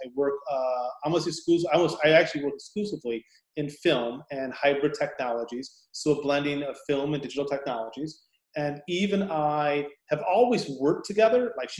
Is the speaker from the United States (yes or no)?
yes; Midwest, United States; moved away; also born or lived in Rochester; I'm originally from the Midwest, was in the Marine Corps